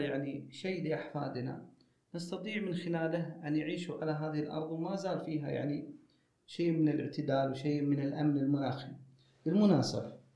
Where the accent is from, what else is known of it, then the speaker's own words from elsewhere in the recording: Saudi Arabia; عندنا في السعودية